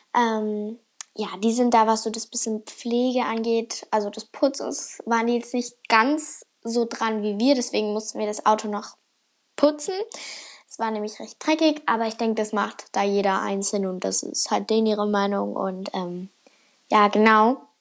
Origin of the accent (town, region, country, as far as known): Germany; now in Finland